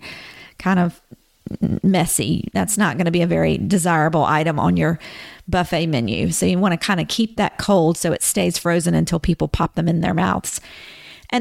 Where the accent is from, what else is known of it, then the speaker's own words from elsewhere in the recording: the South, United States; when I was growing up, I grew up in the South